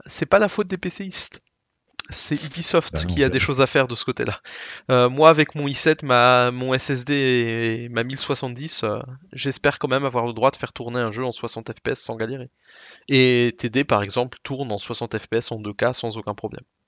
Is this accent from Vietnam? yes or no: no; Alsace, Grand Est, France; accent: Alsatian; mon accent alsacien